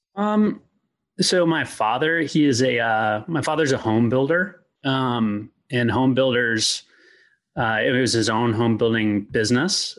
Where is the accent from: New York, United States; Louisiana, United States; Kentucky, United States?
Kentucky, United States; Louisville; also born or lived in Lexington, Virginia; I'm from Louisville, Kentucky